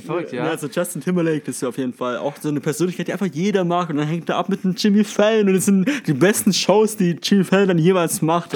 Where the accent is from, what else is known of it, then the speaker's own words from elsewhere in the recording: Stuttgart, Baden-Württemberg, Germany; now in Tübingen, Germany; ich komme aus Stuttgart